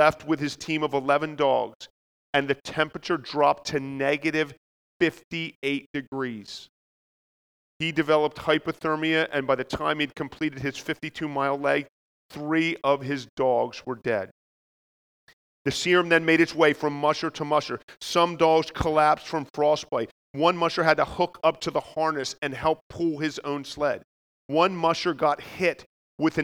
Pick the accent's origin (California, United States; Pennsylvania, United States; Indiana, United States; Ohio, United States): Pennsylvania, United States; Philadelphia; accent: Philadelphia; I also just bring greetings from Philadelphia